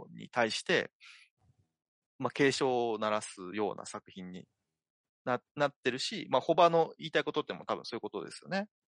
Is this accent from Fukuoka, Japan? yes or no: no; Niigata, Japan; 僕は新潟出身